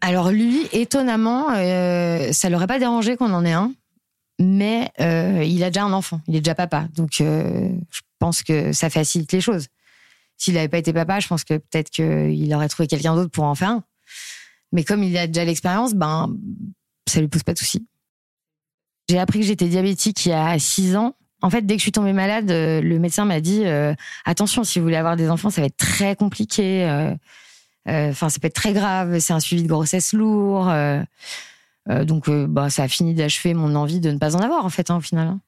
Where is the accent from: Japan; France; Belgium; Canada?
France; Nantes, Pays de la Loire; now in Paris, France; je vis à Paris, je viens de Nantes